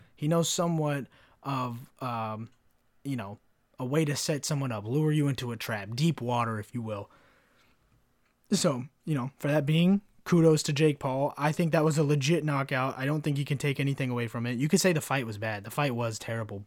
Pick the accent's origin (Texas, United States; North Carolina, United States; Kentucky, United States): Kentucky, United States; now in Florida, United States; where I grew up in Kentucky